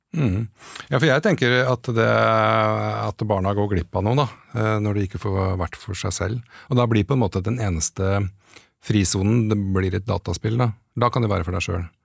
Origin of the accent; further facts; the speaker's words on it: Åsgårdstrand, Vestfold, Norway; moved away; jeg vokste opp i Åsgårdstrand